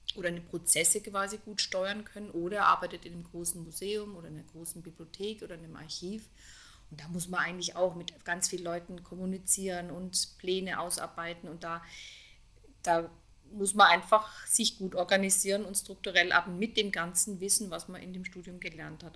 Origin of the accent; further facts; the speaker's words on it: Konstanz, Baden-Württemberg, Germany; in dem Ort, wo ich aufgewachsen bin, in Konstanz am Bodensee